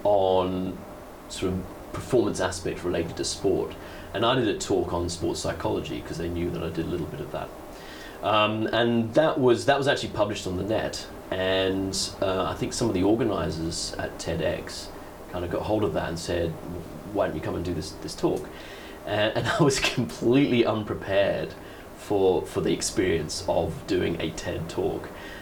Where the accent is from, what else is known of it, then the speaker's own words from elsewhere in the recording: Letchworth, East of England, United Kingdom; also born or lived in Kendal / Singapore / South Africa; I was born in Kendal in Cumbria, so in the north of England, but I grew up just north of London, so in a place called Letchworth.